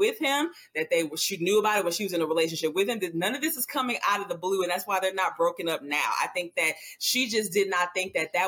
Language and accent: English; Louisiana, United States; also born or lived in Baton Rouge, Louisiana; I'm from Louisiana. I lived in Baton Rouge at the time